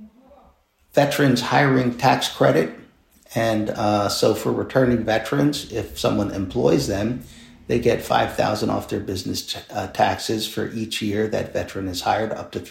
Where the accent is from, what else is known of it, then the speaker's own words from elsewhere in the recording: Philadelphia, Pennsylvania, United States; I'm born and raised in King Sessing, which is not an affluent neighborhood, went to public school.